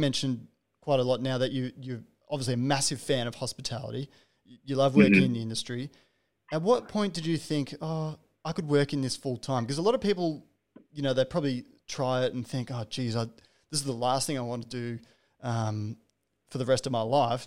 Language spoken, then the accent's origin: English; Terrigal, New South Wales, Australia; moved away; I'm from Terrigal on the New South Wales Central Coast